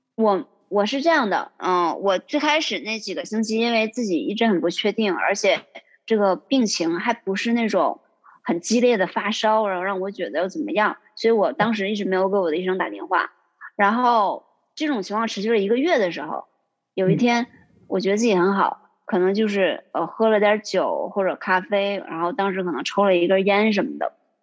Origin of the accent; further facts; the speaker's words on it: Yingkou, Liaoning, China; moved away as an adult; now in Boston, United States; 我是来自，嗯，中国东北辽宁的一个小城市